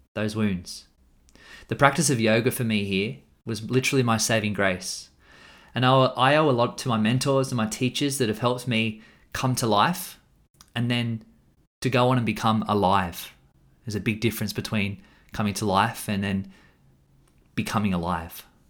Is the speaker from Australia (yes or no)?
yes; Australia; I'm an Australian man